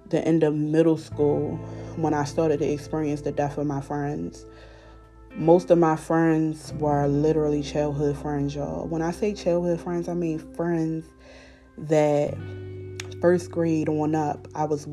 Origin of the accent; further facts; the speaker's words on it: Baltimore, Maryland, United States; moved away as an adult; now in Elkins Park, United States; I grew up in Baltimore City. And growing up in Baltimore City, I lost a lot of people that was close to me.